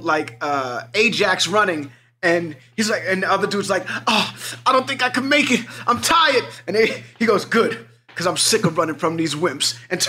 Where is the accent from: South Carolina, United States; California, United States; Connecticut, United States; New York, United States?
New York, United States; New York City; you know, I grew up in Hell's Kitchen. Warriors, like, is New York City.